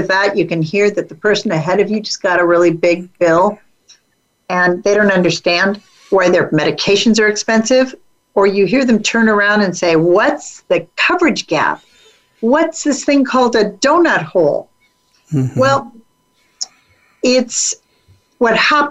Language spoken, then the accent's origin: English; California, United States; I'm from California